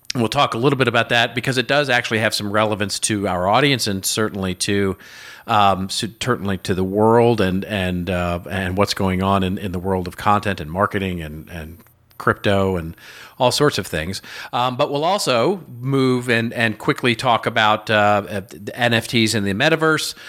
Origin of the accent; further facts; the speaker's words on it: Texas, United States; now in Los Angeles, United States; I grew up in Texas and had Texas teams